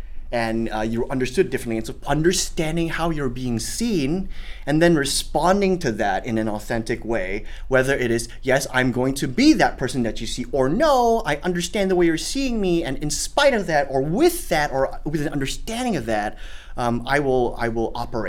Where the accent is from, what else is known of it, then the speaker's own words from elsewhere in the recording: Singapore; accent: Singaporean; the first year of college, I was in school and I had my Singaporean accent.